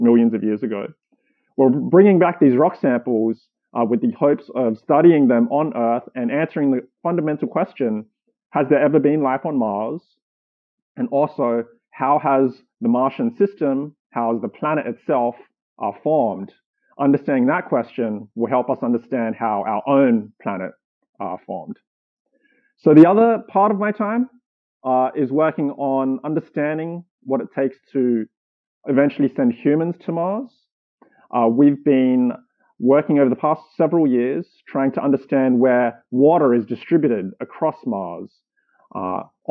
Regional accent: Sydney, New South Wales, Australia; moved away as an adult; also born or lived in Germany / Boston, Massachusetts; now in California, United States; I grew up in Australia, raised in Sydney

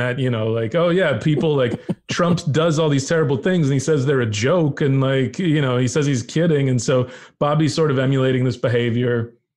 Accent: Texas, United States; moved away; I grew up in Texas

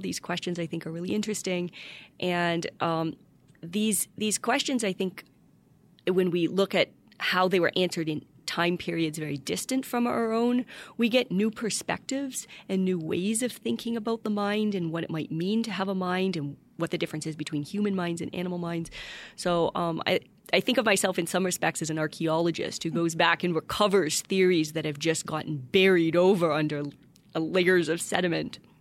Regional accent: Windsor, Ontario, Canada; moved away as an adult; also born or lived in Ypsilanti, Michigan / Washington, D.C. / Seattle / Germany; now in Notre Dame, United States; I was born in Windsor, Ontario, Canada, across from Detroit

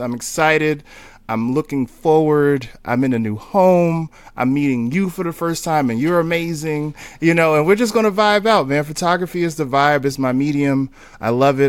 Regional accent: Newark, New Jersey, United States; also born or lived in Texas; now in Brooklyn, United States; I'm from Newark, New Jersey.

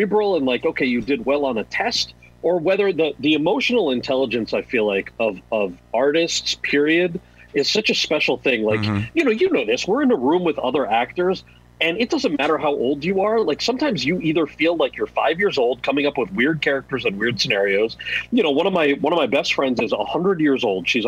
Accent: New Jersey, United States; my brother and I are born and raised in New Jersey

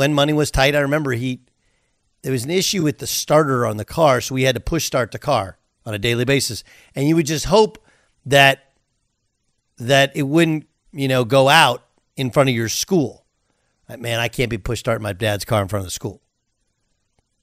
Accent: Orange, California, United States; I grew up in Orange, California, moved to Orange in 1981.

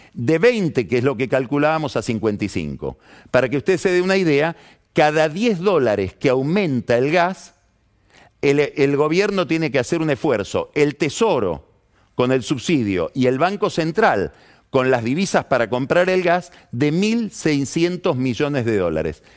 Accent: Argentina

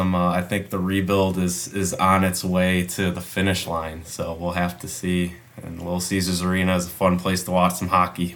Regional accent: Canton, Michigan, United States; I grew up in Canton, Michigan, so that's about 30 minutes outside of Detroit area. So go Lions. But it's small suburb outside of Detroit.

